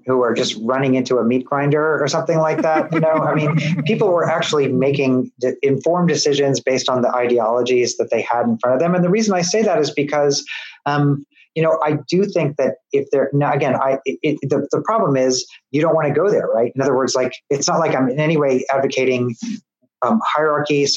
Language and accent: English; Midwest, United States; now in Tennessee, United States; I'm a Midwesterner